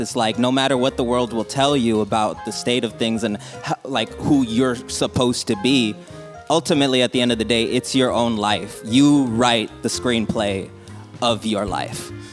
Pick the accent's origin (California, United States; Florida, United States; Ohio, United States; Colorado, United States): California, United States; Rialto; also born or lived in Pomona, California; I was also raised and born in Rialto, and now we're staying over in Pomona